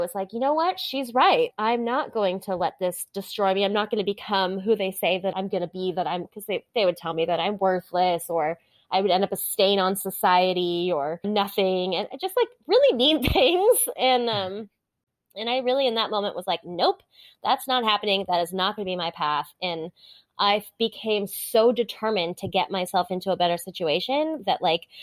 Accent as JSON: {"language": "English", "region": "Hawaii", "country": "United States", "tie": "born or raised there", "said": "I grew up in Hawaii, which is a lovely place to be from."}